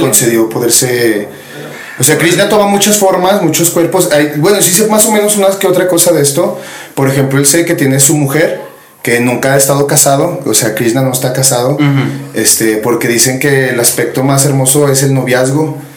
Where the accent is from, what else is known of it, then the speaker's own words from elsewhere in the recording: Zacatecas, Mexico; aquí donde vivimos somos de Zacatecas, mi gente